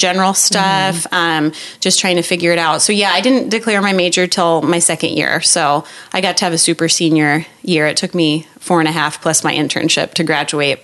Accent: Iowa, United States; back home in back Iowa.

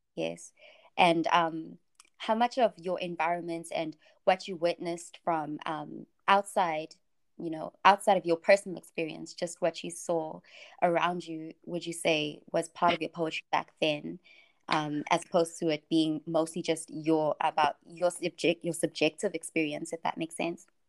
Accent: South Africa; I'm I'm coming from South Africa

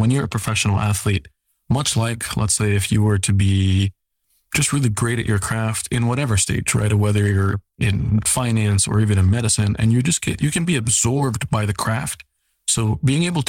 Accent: New York City, New York, United States; I grew up in Staten Island, New York

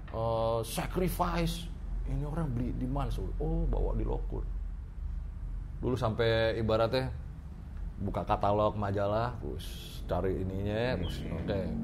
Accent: Jakarta, Indonesia; Wah, kalau di Pondok Bambu … soalnya, Bro.

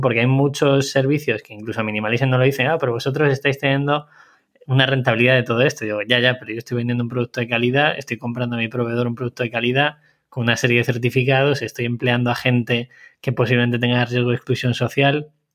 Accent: Segovia, Castile and León, Spain; yo soy nacido en Segovia

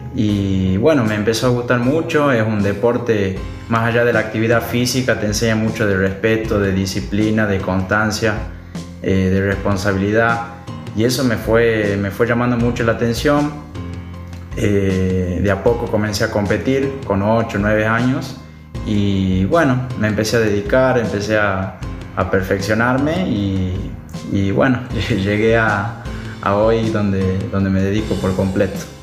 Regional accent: Tucumán, Argentina; soy el único tucumano

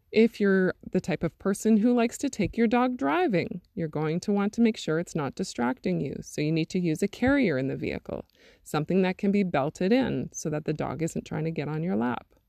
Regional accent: Interlake region of Manitoba, Canada; born or raised there; also born or lived in Thompson, Manitoba

